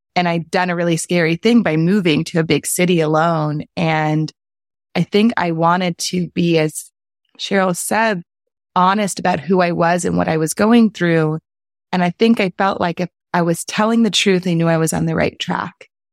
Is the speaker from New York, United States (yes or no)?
no; New Orleans, Louisiana, United States; a really soulful experience of growing up in New Orleans